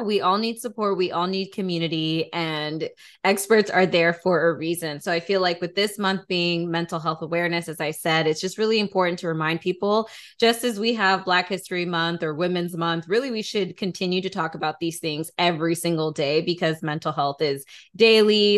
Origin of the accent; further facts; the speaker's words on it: Atlanta, Georgia, United States; Atlanta native or at least had spent some time in Atlanta, which, you know, Damaris and I are actually from.